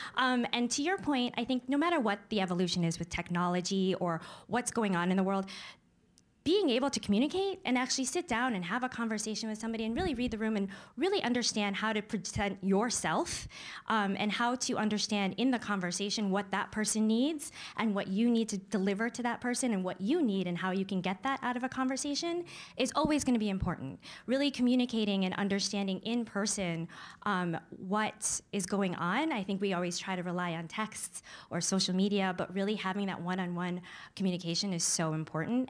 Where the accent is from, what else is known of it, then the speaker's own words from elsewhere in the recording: Syracuse, New York, United States; I was growing up in Syracuse. It was a predominantly white suburb